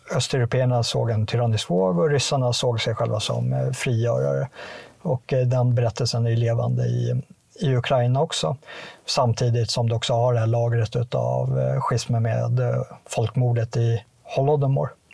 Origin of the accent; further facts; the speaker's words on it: Sweden; som, som svensk